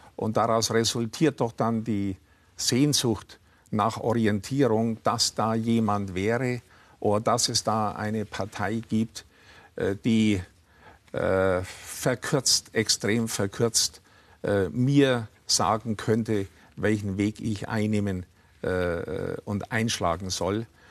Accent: Upper Franconia, Bavaria, Germany; also born or lived in Nuremberg / Munich; Ich bin in Oberfranken aufgewachsen

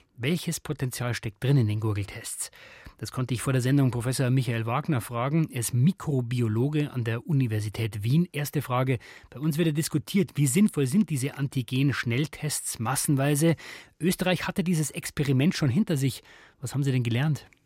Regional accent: Germany

